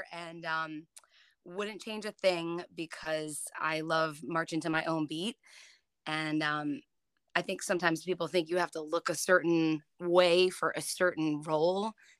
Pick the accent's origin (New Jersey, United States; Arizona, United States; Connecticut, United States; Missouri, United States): New Jersey, United States; moved away as an adult; also born or lived in Boston; I'm from New Jersey originally, but I went to grad school in Boston at Emerson College.